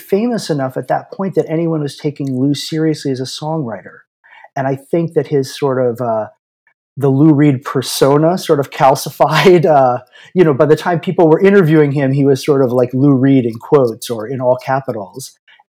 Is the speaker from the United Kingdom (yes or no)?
no; Aruba; I grew up in Aruba, which was part of the Netherlands Antilles at the time. And so like the music we would hear was very European.